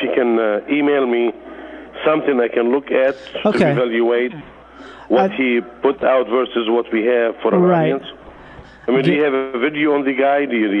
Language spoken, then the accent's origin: English; Lebanon; moved away; I was born in Lebanon.